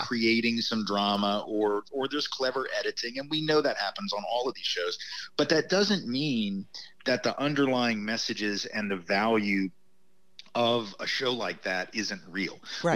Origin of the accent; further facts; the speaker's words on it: the South, United States; as a Southerner